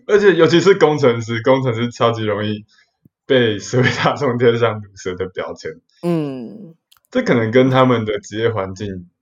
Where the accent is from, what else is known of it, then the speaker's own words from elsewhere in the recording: Kaohsiung, Taiwan; 我是从高雄的雄中来的